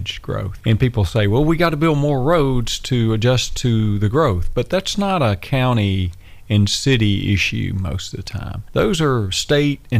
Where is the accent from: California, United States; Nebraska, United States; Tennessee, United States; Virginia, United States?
Tennessee, United States; Madison; I grew up in Madison